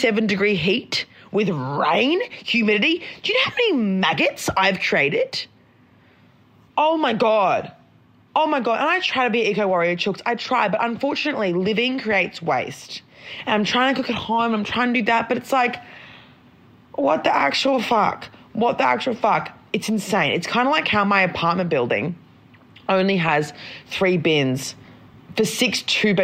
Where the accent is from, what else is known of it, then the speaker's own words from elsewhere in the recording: Brisbane, Queensland, Australia; moved away; also born or lived in Northern Rivers; I'm not from Sydney. Like, I'm from Brisbane. I'm used to mozzies. Mum has, like, water dragons by her pool. We had a snake living in the roof when I was growing up